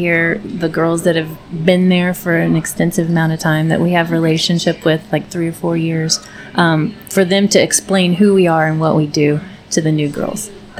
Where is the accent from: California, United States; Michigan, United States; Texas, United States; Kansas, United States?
Texas, United States; Weatherford; also born or lived in Virginia; I was made in Texas and born in Virginia, but my whole family is from here. So I've been here. I would refer to myself as like a fourth generation Parker County resident at least.